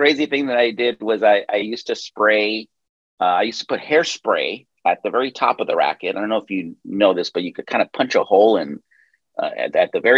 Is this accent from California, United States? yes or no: no; El Paso, Texas, United States; now in Los Angeles, United States; I was born in the sleepy little town of El Paso, Texas